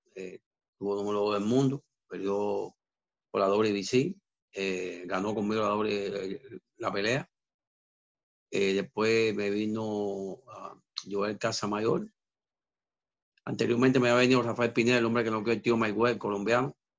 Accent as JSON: {"language": "Spanish", "region": "Havana", "country": "Cuba", "also_born_or_lived": "Mexico", "moved": "yes", "lives_now": "Miami, United States", "said": "Yo me fui de, mi isla de Cuba, en La Habana. Yo era de, San Miguel del Padrón"}